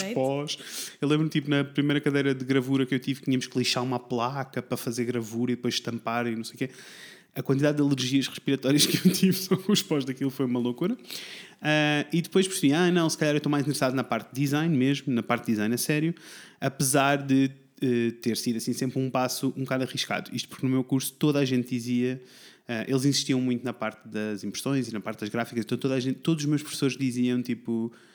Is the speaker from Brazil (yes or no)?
no; Coimbra, Centro, Portugal; moved away as an adult; also born or lived in Tomar; now in Porto, Portugal; eu originalmente sou de Coimbra